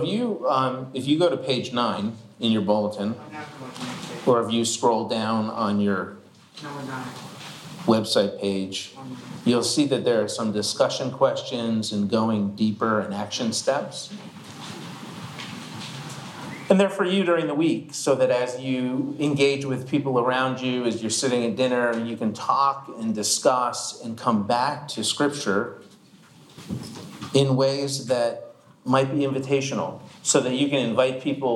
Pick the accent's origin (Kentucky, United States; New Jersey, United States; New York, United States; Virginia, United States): New Jersey, United States; Marlton; I grew up young in the Marlton area in New Jersey